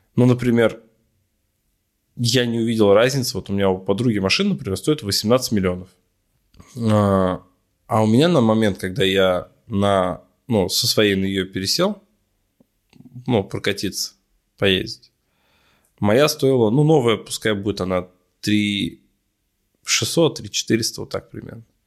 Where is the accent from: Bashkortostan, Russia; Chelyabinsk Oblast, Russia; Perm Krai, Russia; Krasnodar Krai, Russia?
Bashkortostan, Russia; Ufa; я парень из Шакши